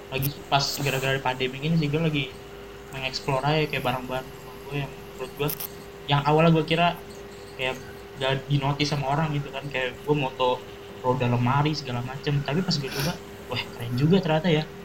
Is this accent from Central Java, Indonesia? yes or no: no; East Java, Indonesia; Gue kecil di Jawa Barat, gede di Jawa Timur.